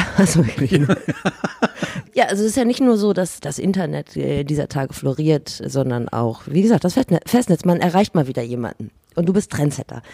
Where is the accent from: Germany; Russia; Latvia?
Germany; Northern Germany; wir als Norddeutsche